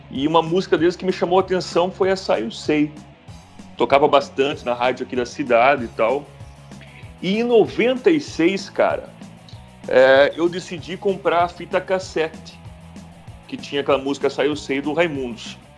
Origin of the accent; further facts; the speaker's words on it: Mafra, Santa Catarina, Brazil; Sou natural de Santa Catarina, na cidade de Mafra, uma pequena cidade de Santa Catarina. É próxima de Curitiba, duas horas de Curitiba, 50 mil habitantes.